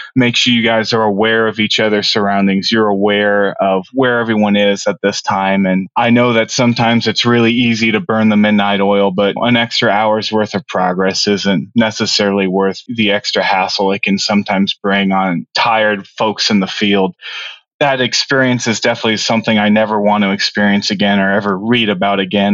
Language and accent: English; Noblesville, Indiana, United States; I come from uh, Noblesville, Indiana, which is just about 45 minutes north of Indianapolis, and grew up with my family there